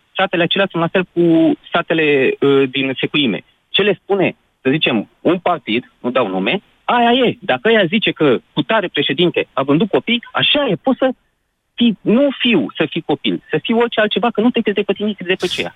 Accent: Curtea de Argeș, Romania; now in Brașov, Romania; sunt din Cuita de Argeș

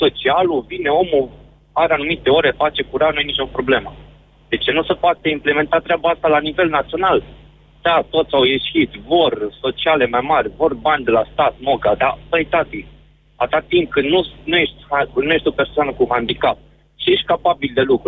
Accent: western Romania, Romania; Nu sunt din Ardeal, sunt din vestul țării

